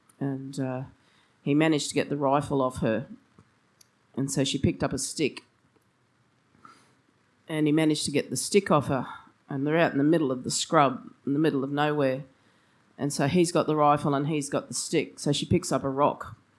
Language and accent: English; Brisbane, Queensland, Australia; So I grew up in Brisbane. My family's been in Queensland for three generations now.